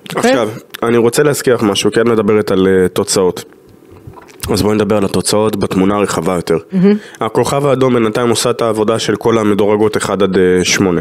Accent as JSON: {"language": "Hebrew", "country": "Israel"}